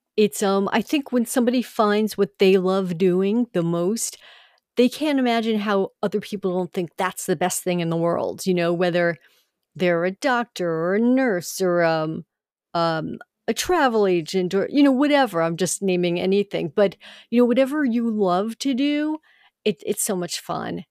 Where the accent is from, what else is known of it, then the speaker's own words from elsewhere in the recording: Long Island, New York, United States; I grew up on Long Island, New York